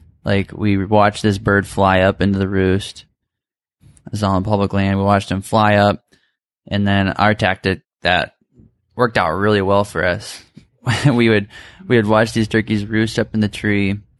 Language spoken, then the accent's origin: English; Michigan, United States; we're all from Michigan